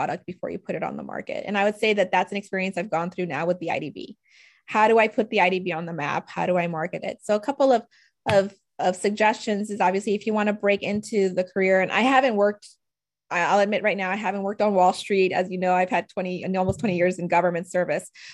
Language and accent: English; New Orleans, Louisiana, United States; moved away as an adult; also born or lived in Washington, D.C.; I'm originally from New Orleans, where there sort of the standing assumption was back then growing up, I'm either going to be an oil and gas lawyer or a doctor and stay and go to Tulane